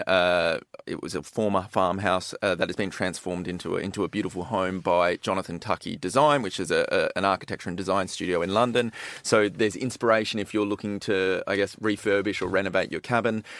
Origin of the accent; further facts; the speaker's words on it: Perth, Western Australia, Australia; I'm from Perth on the west coast